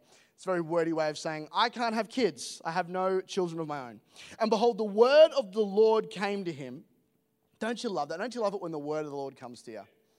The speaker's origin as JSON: {"language": "English", "region": "England", "country": "United Kingdom", "accent": "Australian", "lives_now": "Australia", "said": "So, I am not from Australia. I know I sound Australian, which is, to be honest, is a huge bummer. And I'll explain why in a moment. I'm actually English"}